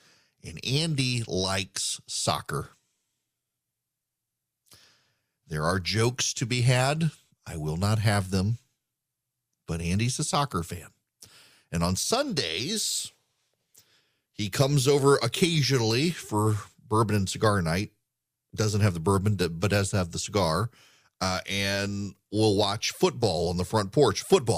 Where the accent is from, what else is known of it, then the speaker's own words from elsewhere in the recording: Dubai, United Arab Emirates; now in United States; So I grew up in Dubai, very near Qatar.